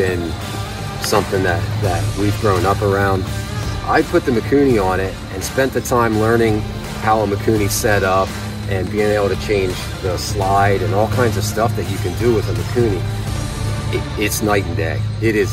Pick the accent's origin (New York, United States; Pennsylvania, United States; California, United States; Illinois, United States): Pennsylvania, United States; Terry Hill; I'm from Terry Hill, Pennsylvania